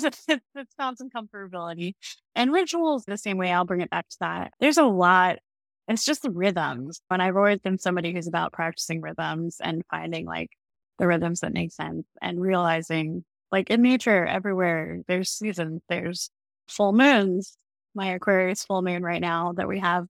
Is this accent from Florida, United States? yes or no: yes; Florida, United States; I grew up in Florida